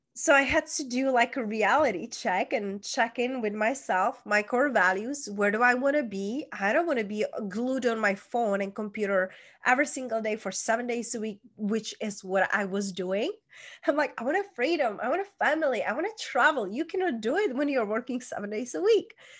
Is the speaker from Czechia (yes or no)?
yes; Czechia; moved away; I was born, hence that's where is my accent from, small town in Czech Republic